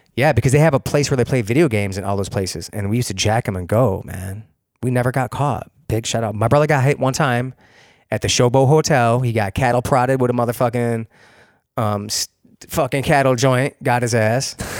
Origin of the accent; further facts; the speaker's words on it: Rochester, New York, United States; also born or lived in Hilton, New York; I'm a city kid from the tenth ward.